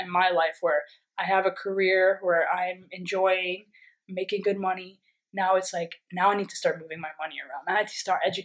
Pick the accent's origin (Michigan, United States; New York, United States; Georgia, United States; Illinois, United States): New York, United States; I'm from New York